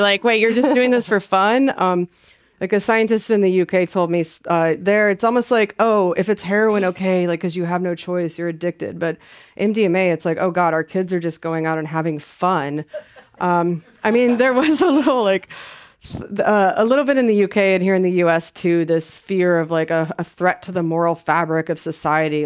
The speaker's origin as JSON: {"language": "English", "region": "the South", "country": "United States", "said": "I'm from the South"}